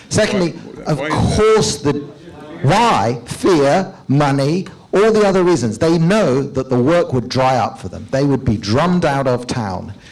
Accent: United Kingdom; I'm actually British uh, by not by naturalization, but I'm in the process of applying for a visa to come live here because I'm fleeing Britain with my wife and young child

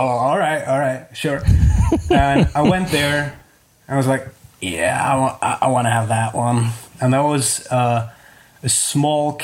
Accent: Sopron, Győr-Moson-Sopron, Hungary; also born or lived in Germany / Austria; I was growing up in a town called Sopron. It's very near to the Hungarian and Austrian border. So we moved to Hungary in 1990 from Germany

